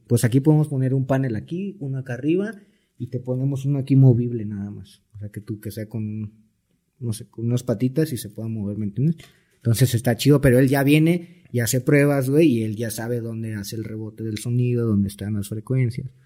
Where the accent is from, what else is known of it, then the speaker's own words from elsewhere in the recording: Cancún, Quintana Roo, Mexico; soy de Cancún